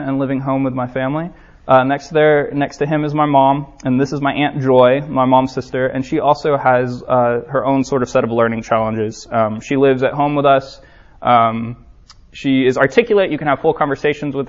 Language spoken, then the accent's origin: English; Orlando, Florida, United States; I'm from Orlando, Florida